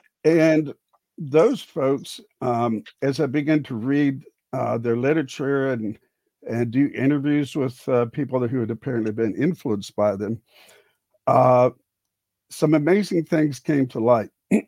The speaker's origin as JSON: {"language": "English", "town": "Houston", "region": "Texas", "country": "United States", "tie": "born or raised there", "said": "Well, I grew up in the Houston area and became a teacher, lit teacher and social studies"}